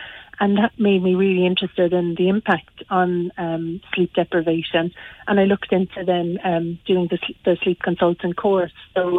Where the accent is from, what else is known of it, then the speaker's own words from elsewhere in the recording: Granagh, County Limerick, Ireland; Well, I'm from Granagh, so just outside Croom.